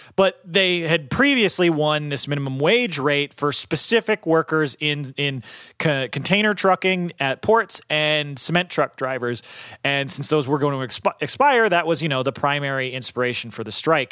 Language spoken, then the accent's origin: English; Northeast, United States; I'm from the Northeast